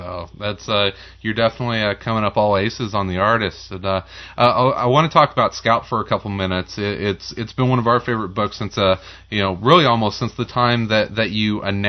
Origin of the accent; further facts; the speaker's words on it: Marion, Illinois, United States; now in Chicago, United States; I'm from Marion, Illinois